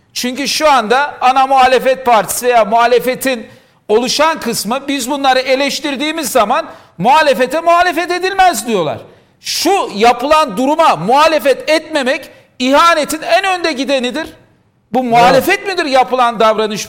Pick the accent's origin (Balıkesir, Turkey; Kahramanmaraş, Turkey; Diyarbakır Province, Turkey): Diyarbakır Province, Turkey; Diyarbakır; ben Diyarbakırlıyım.